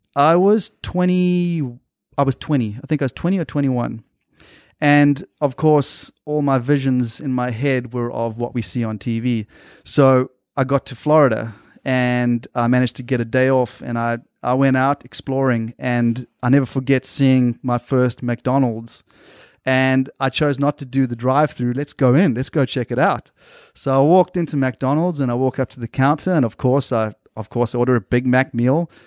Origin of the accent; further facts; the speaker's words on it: South Africa; moved away as an adult; also born or lived in Australia / Tanzania; now in United States; I lived in South Africa until I was about eighteen years old